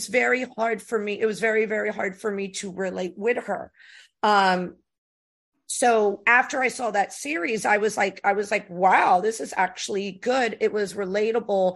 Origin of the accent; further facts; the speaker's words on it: United States; I was born in the States, but my dad was an immigrant, but my mother is Puerto Rican